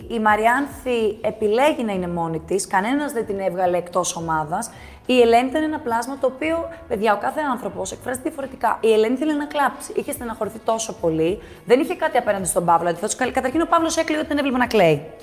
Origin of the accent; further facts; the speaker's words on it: Athens, Attica, Greece; born there; Εγώ έχω γεννηθεί στην Αθήνα. Ναι. Ε, η μαμά μου είχε γεννηθεί στο Καζακστάν.